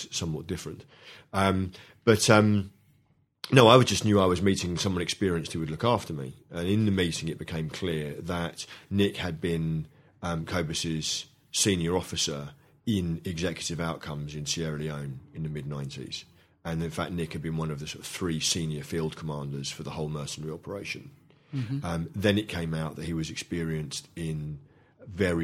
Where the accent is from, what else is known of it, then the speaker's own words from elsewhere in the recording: London, United Kingdom; when I was brought up in London in the 70s